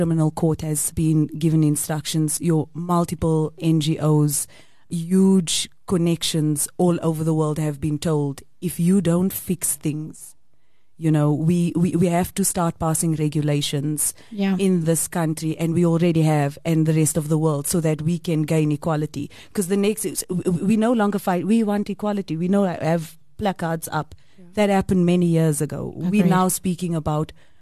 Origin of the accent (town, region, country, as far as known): South Africa